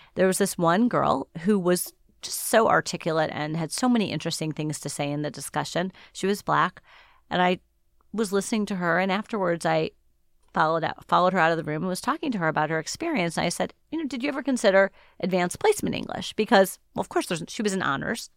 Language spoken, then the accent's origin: English; Shaker Heights, Ohio, United States; moved away; growing up in Shaker Heights was a special place to be